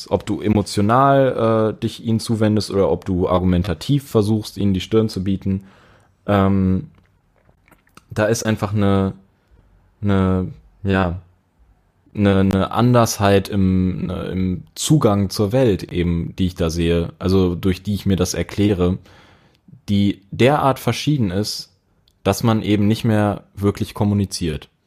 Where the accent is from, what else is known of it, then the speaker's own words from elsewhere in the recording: Dresden, Saxony, Germany; ja, äh, bei uns in Dresden, da waren Leute, die haben gegen Pegida demonstriert